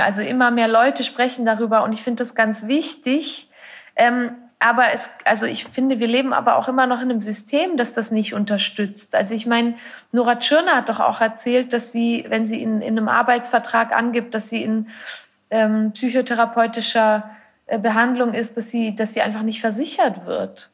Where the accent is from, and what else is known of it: Switzerland